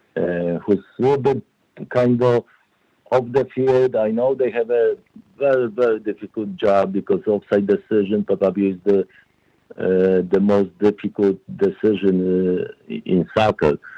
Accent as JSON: {"language": "English", "country": "Poland", "also_born_or_lived": "New Jersey, United States", "second_language": "English", "moved": "as an adult", "lives_now": "United States", "said": "I played uh, professional as a professional player in Poland in second division"}